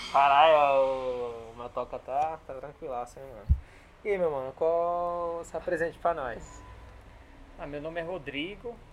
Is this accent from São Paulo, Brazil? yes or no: yes; São Paulo, Brazil; Eu sou de São Paulo.